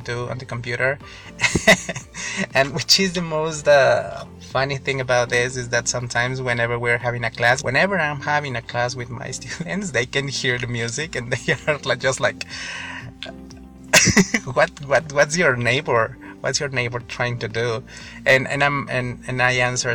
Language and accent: English; Mexico; English is a second language; I'm from Mexico